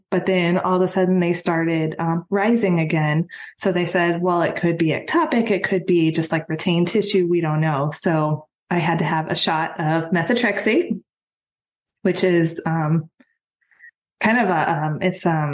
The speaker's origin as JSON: {"language": "English", "region": "Texas", "country": "United States", "moved": "as an adult", "lives_now": "Georgia, United States", "said": "I'm originally from Texas. We moved to Georgia about 3 years ago"}